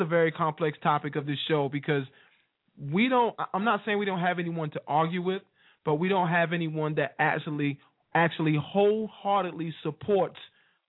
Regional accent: North Carolina, United States; I'm from North Carolina

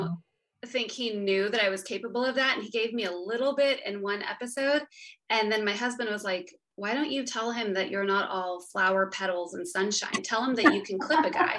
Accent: West Texas, United States; also born or lived in outside Austin, Texas; I grew up in West Texas and now I live um, outside of Austin with my husband

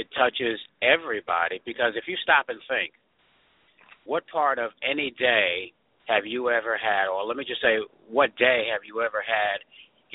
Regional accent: New York City, New York, United States; also born or lived in Ithaca, New York / Washington, D.C.; I'm a native New Yorker, born and raised in Queens, New York, went to school in Queens, New York

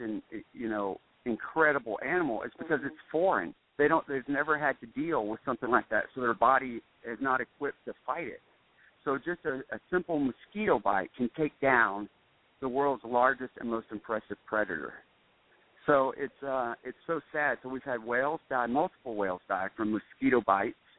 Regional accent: United States; I love being an American

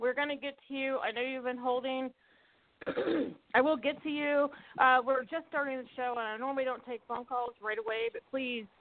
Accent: Mississippi, United States; my home state of Mississippi

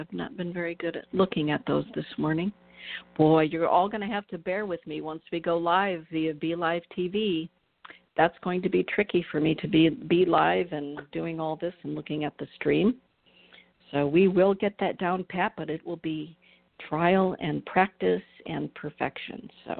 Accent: Georgia, United States; now in Michigan, United States; my home state of Georgia.

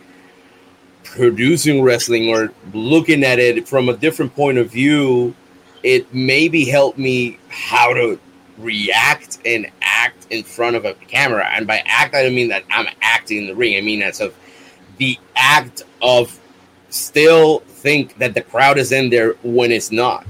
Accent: Bayamón, Puerto Rico; my hometown, Bayamón

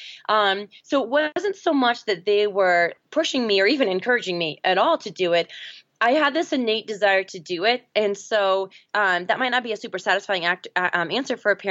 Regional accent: Seattle, Washington, United States; now in Boulder, United States; I grew up in Seattle, Washington, now live in Boulder, Colorado

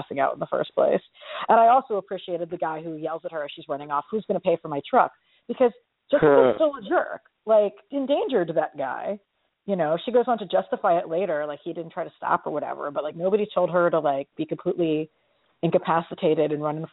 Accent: New York City, New York, United States; a New Yorker

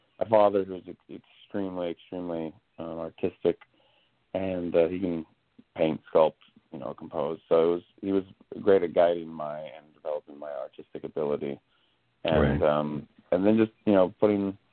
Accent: Orange County, California, United States; also born or lived in Los Angeles; I was born in Orange County

